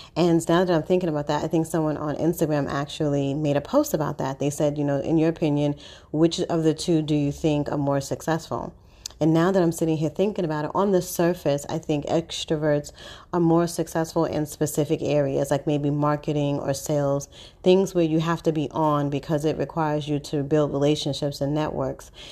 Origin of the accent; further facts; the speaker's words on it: New York City, New York, United States; I'm born and raised in Harlem